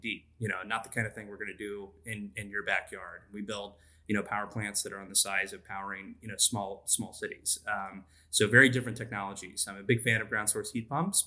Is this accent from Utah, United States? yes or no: no; Texas, United States; also born or lived in Tulsa, Oklahoma; So I'm from Texas. I grew up in Texas